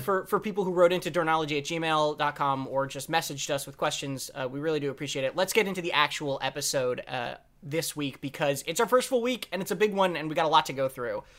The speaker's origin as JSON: {"language": "English", "country": "United States", "said": "as an American"}